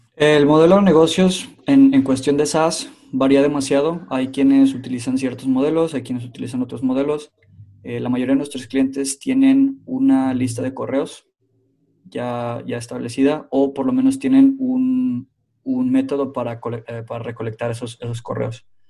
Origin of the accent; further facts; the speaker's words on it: Mexico; now in Finland; soy originalmente mexicano, pero en este momento estoy viviendo en Finlandia